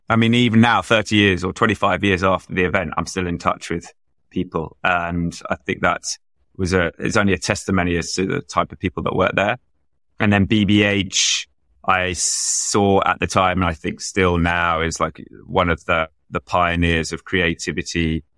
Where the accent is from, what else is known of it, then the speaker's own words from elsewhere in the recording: London, United Kingdom; I grew up in London, proudly took the tube to school